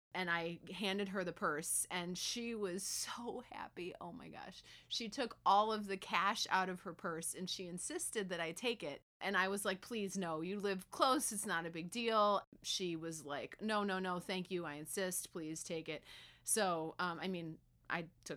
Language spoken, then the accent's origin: English; Buffalo, New York, United States; moved away; I'm from Buffalo, New York